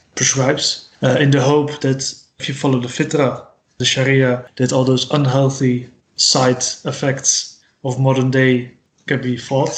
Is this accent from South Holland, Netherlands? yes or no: yes; Rotterdam, South Holland, Netherlands; English is a second language; I'm from Rotterdam